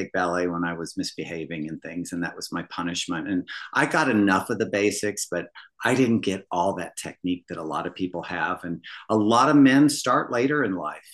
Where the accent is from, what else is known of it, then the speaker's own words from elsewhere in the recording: Midwest, United States; where I grew up in the Midwest